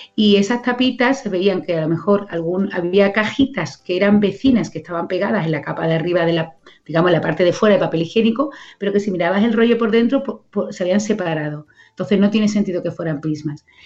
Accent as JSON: {"language": "Spanish", "town": "Coria del Río", "region": "Andalusia", "country": "Spain", "said": "un cole de aquí, de mi pueblo, de Corea del Río"}